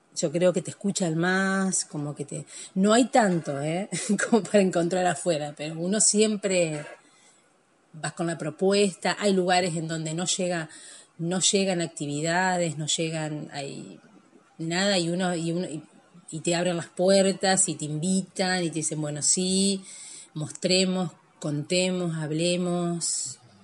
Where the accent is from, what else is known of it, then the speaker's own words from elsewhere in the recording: Nogoyá, Entre Ríos, Argentina; now in Victoria, Argentina; Yo nací en Nogoyá y yo tengo mi, corazón ahí